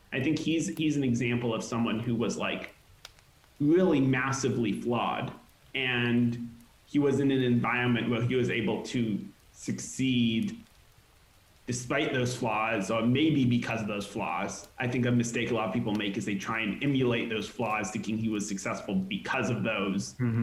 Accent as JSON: {"language": "English", "area": "hometown of Magic Leap's headquarters", "region": "Florida", "country": "United States", "tie": "born or raised there", "moved": "yes", "lives_now": "Los Angeles, United States", "said": "They also were based in my hometown"}